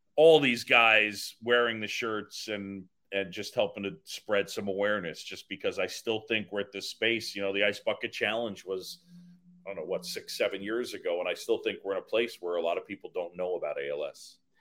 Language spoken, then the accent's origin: English; New York City, New York, United States; also born or lived in Philadelphia; I grew up in New York City after moving from Philadelphia